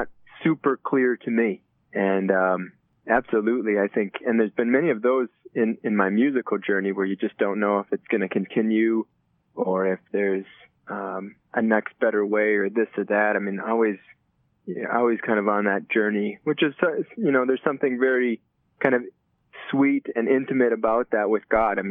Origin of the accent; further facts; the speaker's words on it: Chisago Lakes, Minnesota, United States; I grew up north of the Twin Cities in a small town called Chisago Lakes.